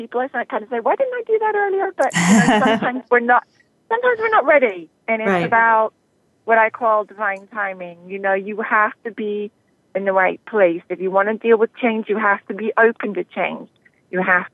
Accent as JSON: {"language": "English", "region": "Northern Ireland", "country": "United Kingdom", "tie": "born or raised there", "also_born_or_lived": "London", "moved": "as an adult", "said": "I'm originally from Northern Ireland. I was brought up very much a country girl."}